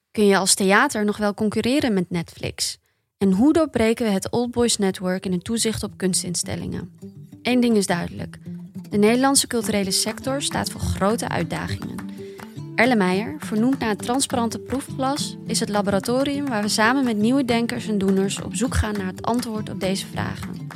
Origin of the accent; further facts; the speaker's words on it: Bergen op Zoom, North Brabant, Netherlands; also born or lived in Amsterdam; now in Breda, Netherlands; kom, kom ik uit Berg of zo.